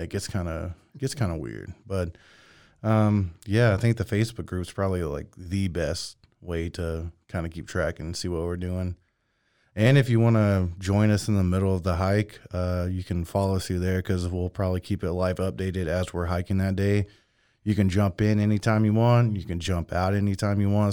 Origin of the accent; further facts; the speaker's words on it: Mexia, Texas, United States; I come from Mejia